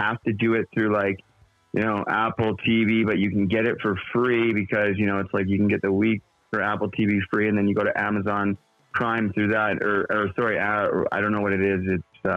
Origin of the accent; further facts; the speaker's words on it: Canada; I grew up and in Canada